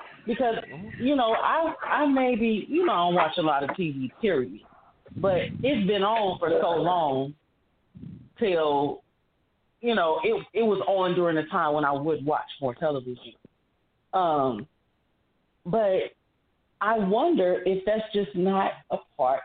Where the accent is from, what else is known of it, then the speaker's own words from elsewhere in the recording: East St. Louis, Illinois, United States; moved away as an adult; now in St. Louis, United States; I come from East St. Louis